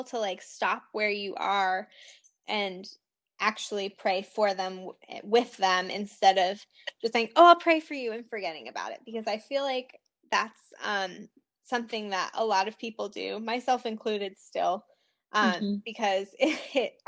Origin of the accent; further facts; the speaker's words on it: the North, United States; now in Richmond, United States; I grew up in the North